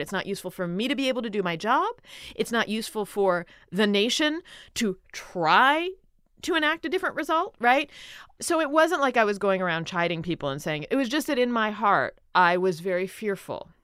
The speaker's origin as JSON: {"language": "English", "town": "Philadelphia", "region": "Pennsylvania", "country": "United States", "tie": "born or raised there", "said": "I grew up in Philadelphia."}